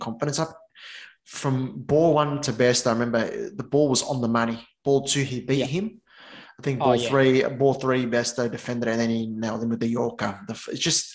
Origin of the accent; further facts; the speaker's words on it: Australia; also born or lived in Sydney; as an Aussie